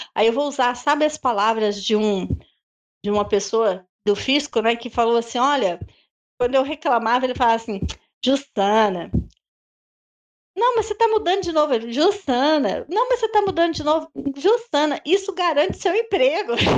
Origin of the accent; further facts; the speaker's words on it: Brazil; nós somos, brasileiros